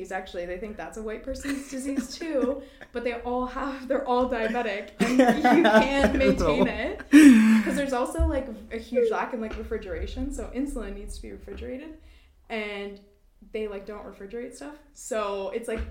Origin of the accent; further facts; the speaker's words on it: New Brunswick, Canada; moved away; I'm from New Brunswick